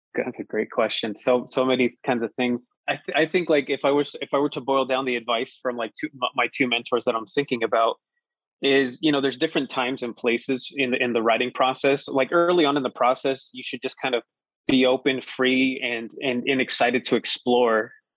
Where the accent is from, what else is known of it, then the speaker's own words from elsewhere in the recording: Colorado Springs, Colorado, United States; also born or lived in Pueblo, Colorado; I grew up in Colorado Springs